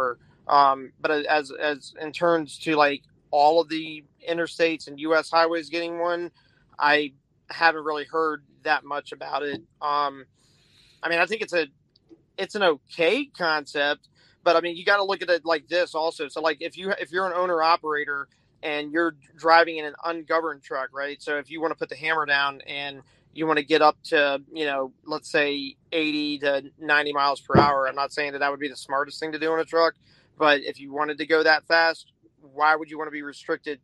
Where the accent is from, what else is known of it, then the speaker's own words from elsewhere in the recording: Horry County, South Carolina, United States; I am from Horry County, South Carolina